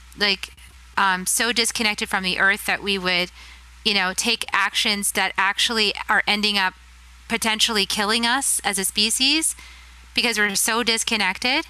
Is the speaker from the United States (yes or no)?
yes; Texas, United States; my home state, Texas